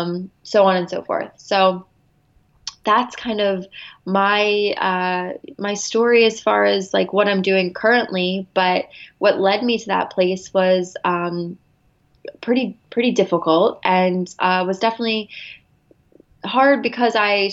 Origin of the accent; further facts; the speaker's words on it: Philadelphia, Pennsylvania, United States; now in Los Angeles, United States; I am from the Philadelphia area, but I recently just moved out to LA.